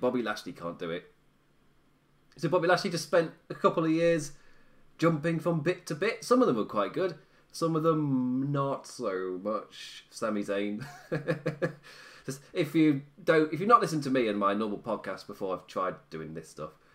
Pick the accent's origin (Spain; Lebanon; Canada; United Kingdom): United Kingdom; England; I'm English